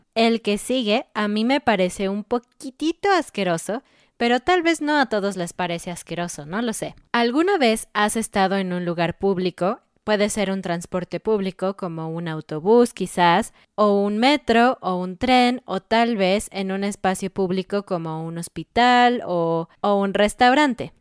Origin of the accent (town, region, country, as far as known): Mexico